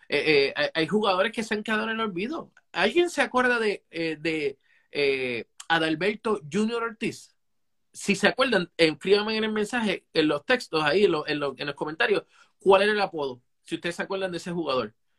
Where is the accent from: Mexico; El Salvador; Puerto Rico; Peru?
Puerto Rico; Somos boricuas